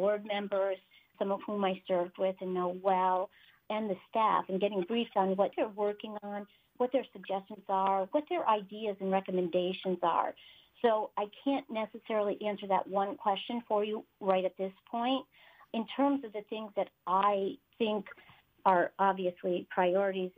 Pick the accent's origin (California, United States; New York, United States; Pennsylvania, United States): New York, United States; Saranac Lake; moved away as an adult; I grew up in Saranac Lake, born and raised there